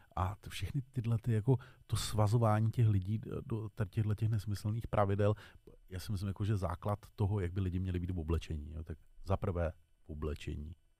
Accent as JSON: {"language": "Czech", "country": "Czechia"}